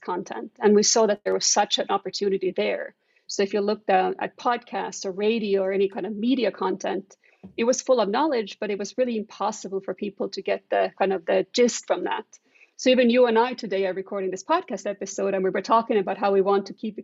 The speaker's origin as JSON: {"language": "English", "country": "Estonia", "moved": "yes", "said": "I'm originally from Estonia"}